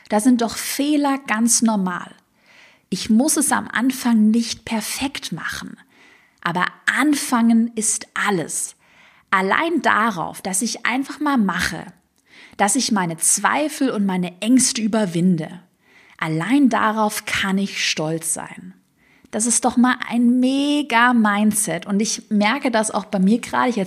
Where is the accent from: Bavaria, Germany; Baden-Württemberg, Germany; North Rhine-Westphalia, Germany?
Baden-Württemberg, Germany; accent: Swabian; ich glaube, man hört es noch heute ein bisschen, aber ich hatte damals einen schwäbischen Dialekt, den man halt so ein bisschen gehört hat.